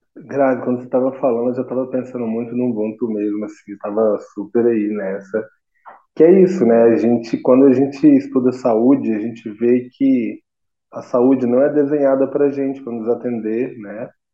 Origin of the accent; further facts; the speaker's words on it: Minas Gerais, Brazil; also born or lived in Niterói, Rio de Janeiro; sou aqui de Minas Gerais